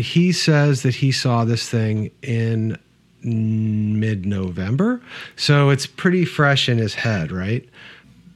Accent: Midwest, United States; I grew up in the Midwest

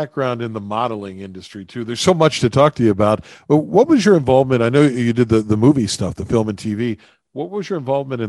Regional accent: Appalachia, United States; I grew up in a place that is much maligned. I grew up in the Appalachians

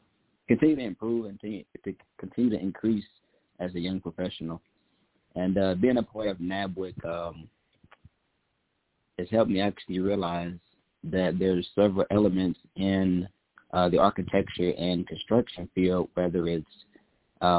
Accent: Midwest, United States; also born or lived in Oklahoma; now in Houston, United States; I'm originally from the Midwest. Grew up in a single-parent home

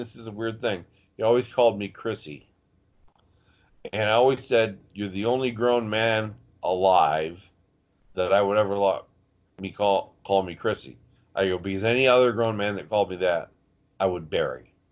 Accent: Thunder Bay, Ontario, Canada; We had we formed a tag team in the mid '90s called the Northern Exposure. I was from Thunder Bay, Ontario, Canada.

